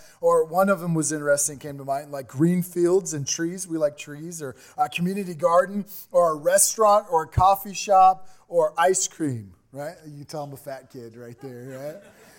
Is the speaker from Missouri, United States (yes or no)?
yes; Missouri, United States; Remember, we talk about we came from Missouri, a town of 380 people.